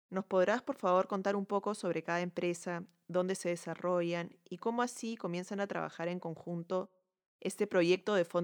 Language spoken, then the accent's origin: Spanish; Peru; soy arquitecta peruana